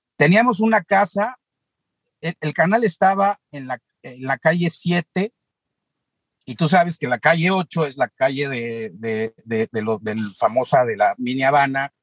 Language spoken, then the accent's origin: Spanish; Mexico City, Mexico; Yo nací en la Ciudad de México, en Polanco